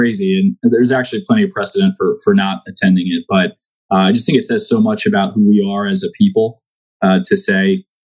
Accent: United States; as an American

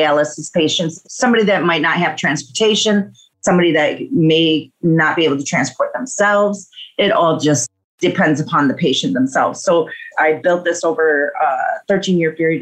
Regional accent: Milwaukee, Wisconsin, United States; I am from Milwaukee, Wisconsin, and I do a multiple of things, including rideshare in my state

